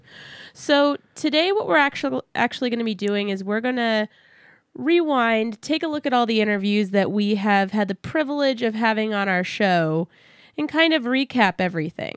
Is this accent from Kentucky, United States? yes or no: no; San Antonio, Texas, United States; moved away; my hometown zoo